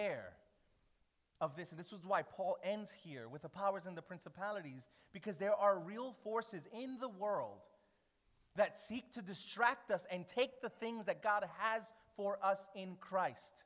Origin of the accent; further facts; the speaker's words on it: New York City, New York, United States; moved away; as a New Yorker